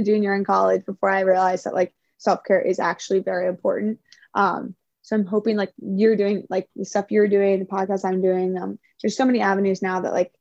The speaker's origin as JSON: {"language": "English", "region": "Maryland", "country": "United States", "tie": "born or raised there", "moved": "as an adult", "lives_now": "California, United States", "said": "we were in my home state, so many of my friends were there. Like it was in my backyard, essentially Maryland"}